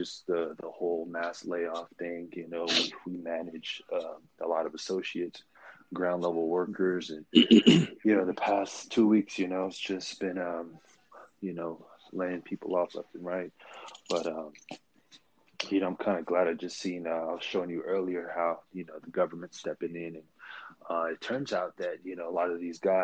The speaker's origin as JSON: {"language": "English", "town": "Oxnard", "region": "California", "country": "United States", "tie": "born or raised there", "also_born_or_lived": "Oakland, California / San Francisco, California", "said": "I hail from the Bay Area, born in Oakland. California native, obviously. I made my way down to SoCal when I was about 9, 10 years old. And, you know, just kind of went through the school system, middle school, high school, down on the coast, a small town called Oxnard"}